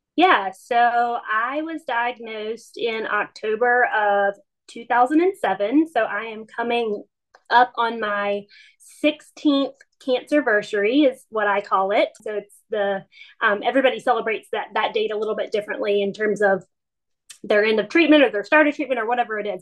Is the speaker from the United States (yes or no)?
yes; Wilmington, North Carolina, United States; I was home in my hometown of Wilmington